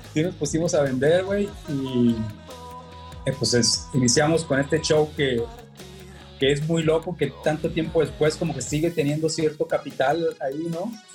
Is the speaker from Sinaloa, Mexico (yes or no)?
yes; Culiacán, Sinaloa, Mexico; also born or lived in Monterrey; todo el pinche Culiacán, ¿qué es? Pues el rancho chico, güey. Somos pues norteños, provincianos.